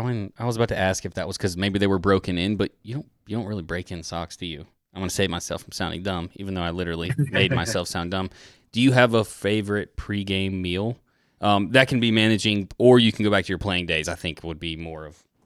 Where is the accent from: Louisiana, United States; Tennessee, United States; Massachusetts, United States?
Tennessee, United States; Nashville; also born or lived in Atlanta; I was born in West Paces Ferry. I was born in Atlanta. I grew up in Nashville